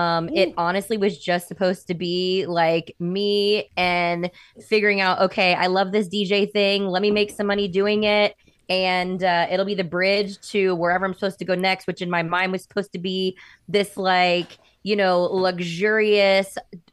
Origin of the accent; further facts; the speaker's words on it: Orlando, Florida, United States; Orlando, Florida.